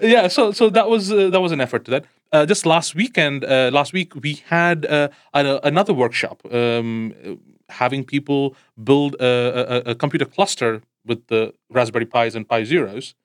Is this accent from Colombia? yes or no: no; India; I come from India